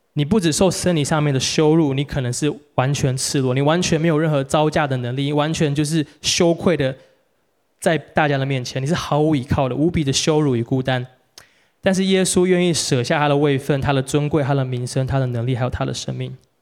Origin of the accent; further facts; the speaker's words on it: Taiwan; 像我们台湾人